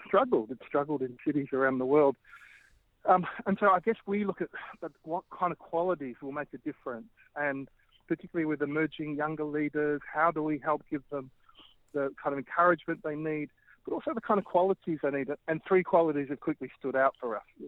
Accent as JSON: {"language": "English", "town": "Melbourne", "region": "Victoria", "country": "Australia", "tie": "born or raised there", "also_born_or_lived": "Bangkok, Thailand", "moved": "as an adult", "lives_now": "Birmingham, United Kingdom", "said": "I grew up in Melbourne"}